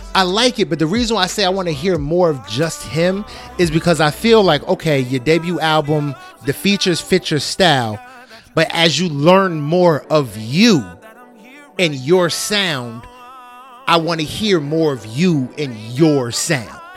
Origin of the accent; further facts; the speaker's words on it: New Jersey, United States; we are from Jersey